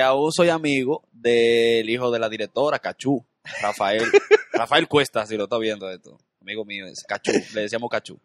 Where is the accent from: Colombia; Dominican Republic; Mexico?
Dominican Republic; yo nací, y me crié en la Independencia